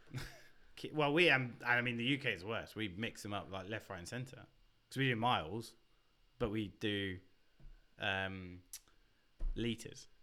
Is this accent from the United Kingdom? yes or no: yes; Basingstoke, South East England, United Kingdom; accent: British; also born or lived in Reading; you would have gone through my hometown